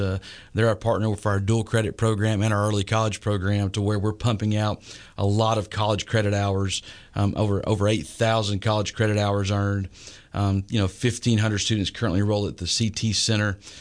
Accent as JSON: {"language": "English", "region": "East Texas", "country": "United States", "tie": "born or raised there", "also_born_or_lived": "Lindale, Texas / Carthage, Texas / Dallas–Fort Worth Metroplex, Texas", "lives_now": "Tyler, United States", "said": "I grew up in East Texas and Lindale and Carthage and, uh, had to finish high school in the Metroplex"}